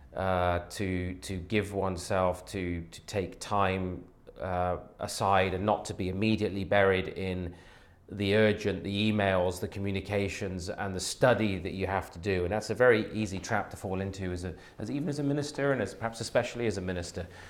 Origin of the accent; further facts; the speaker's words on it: Devizes, South West England, United Kingdom; also born or lived in Bexley, London; now in Toronto, Canada; I was born actually in the London area in Bexley, um, but my uh, parents moved fairly quickly to Wiltshire. So I grew up in the, the southwest